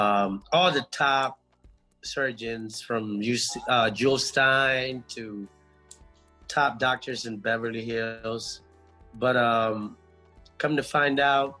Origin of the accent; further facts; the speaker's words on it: Angeles City, Central Luzon, Philippines; now in United States; I was born in Philippines, in Angeles City